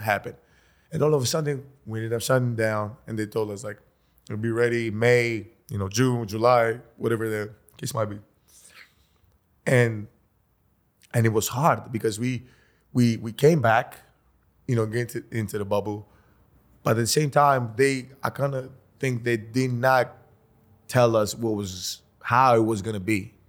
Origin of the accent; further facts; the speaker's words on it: Greece; moved away; we come from Greece.